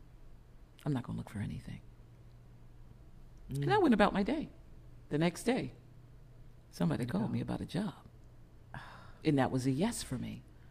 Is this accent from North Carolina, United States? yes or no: no; Eatonville, Florida, United States; I grew up in Eatonville, Florida